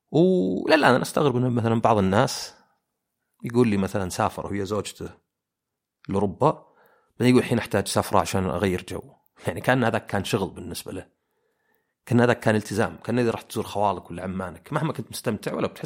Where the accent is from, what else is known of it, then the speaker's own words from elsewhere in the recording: Oman; انا مثلا عماني كانوا الى فتره قريبه اللي يعني جدي وجدتي وعمي وزوجته وعمي الثاني ساكنين في زي البيت الكبير